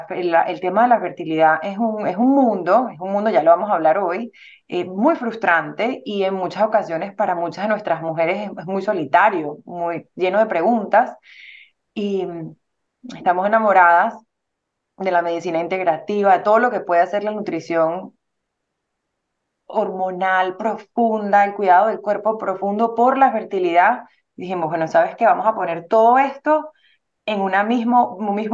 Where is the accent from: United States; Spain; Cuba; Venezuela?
Venezuela; moved away; Somos venezolanas